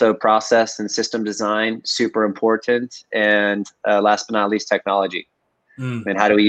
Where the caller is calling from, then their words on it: San Francisco, California, United States; today I'm right in the center of San Francisco, Hayes Valley. Hayes Valley.